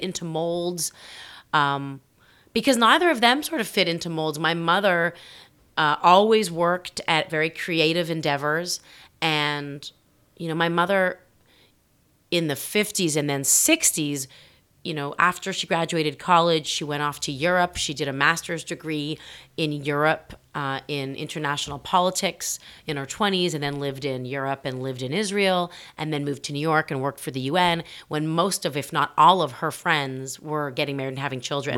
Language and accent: English; Toronto, Ontario, Canada; moved away as an adult; I grew up in the center of the city